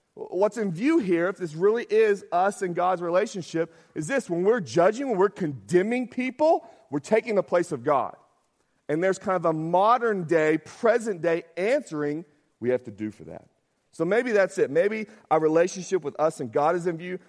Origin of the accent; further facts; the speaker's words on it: Arkansas, United States; I'm from Arkansas